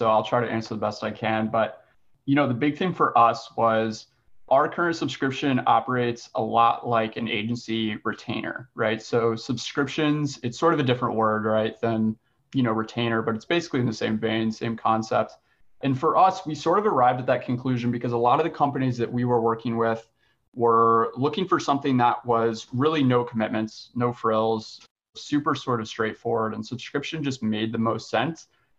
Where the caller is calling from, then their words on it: Richmond, Virginia, United States; I'm calling in from Richmond, Virginia